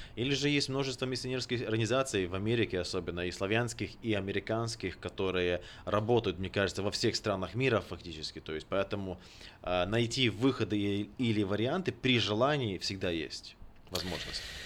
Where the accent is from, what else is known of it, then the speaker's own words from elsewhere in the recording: Ukraine; moved away as an adult; also born or lived in Sacramento, United States; now in Kenya; Рожденный в Украине, закончил э, там же библейский колледж и Национальный технический университет. В 2006 году мигрировал в США